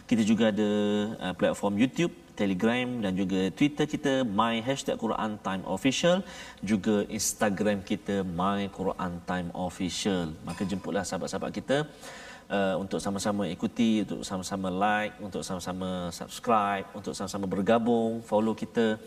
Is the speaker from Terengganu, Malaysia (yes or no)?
yes; Terengganu, Malaysia; kampung saya kat Terengganu